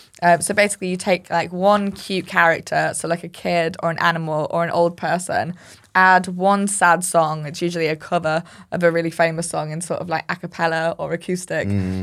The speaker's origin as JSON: {"language": "English", "region": "Yorkshire and the Humber", "country": "United Kingdom", "said": "I'm not being racist. I'm from Yorkshire. I'm allowed to say that."}